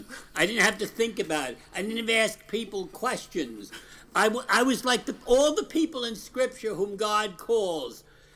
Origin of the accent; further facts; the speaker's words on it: New York City, New York, United States; I was born in Brooklyn 76 years ago